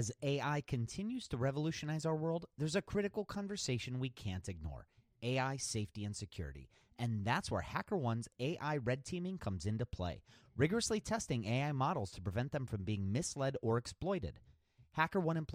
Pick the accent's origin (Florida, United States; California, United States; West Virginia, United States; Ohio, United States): Ohio, United States; Cleveland; here in my hometown of Cleveland, Ohio